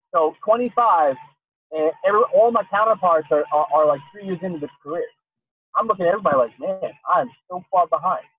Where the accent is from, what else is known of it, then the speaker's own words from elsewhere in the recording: Pottstown, Pennsylvania, United States; my hometown, which is a terrible little place